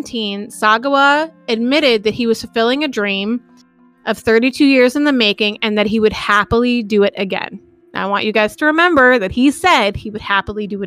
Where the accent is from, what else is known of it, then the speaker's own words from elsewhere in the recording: United States; I am American